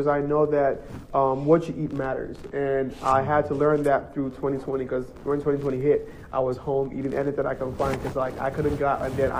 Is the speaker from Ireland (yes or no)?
no; Nigeria; because I'm from Nigeria